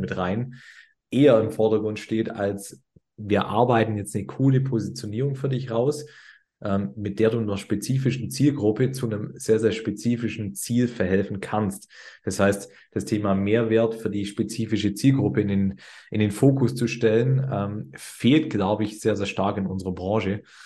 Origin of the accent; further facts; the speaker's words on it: Swabia, Germany; wir kommen aus dem Schwabenland